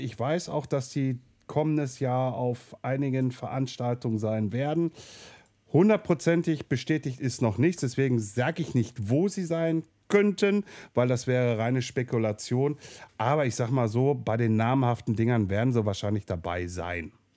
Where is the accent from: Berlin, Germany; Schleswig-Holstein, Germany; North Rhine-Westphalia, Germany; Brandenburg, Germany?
North Rhine-Westphalia, Germany; Ruhr area; hier bei uns im Ruhrpott